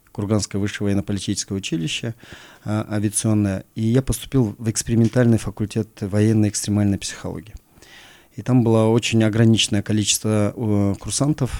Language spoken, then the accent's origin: Russian; Oibulak, Issyk-Kul Region, Kyrgyzstan; я родился а, э, на Исакуле, я родился в селе Ойбулак